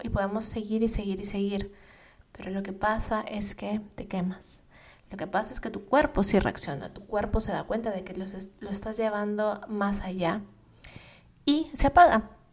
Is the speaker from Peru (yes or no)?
yes; Peru; moved away as an adult; also born or lived in United States; mi país, en Perú